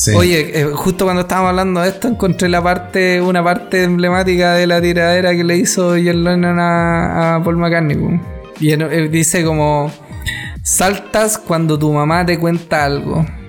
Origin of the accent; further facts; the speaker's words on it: Chile; como chilenos